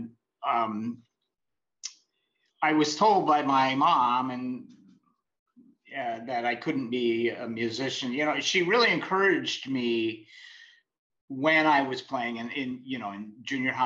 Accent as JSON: {"language": "English", "town": "Escondido", "region": "California", "country": "United States", "tie": "born or raised there", "also_born_or_lived": "Los Angeles", "said": "I grew up in Escondido, California, which is near San Diego"}